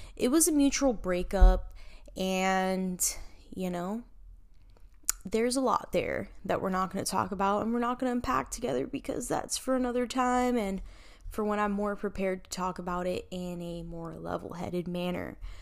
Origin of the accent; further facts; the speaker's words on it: Miami, Florida, United States; was born and raised in Miami, Florida, and I am Cuban and Puerto Rican.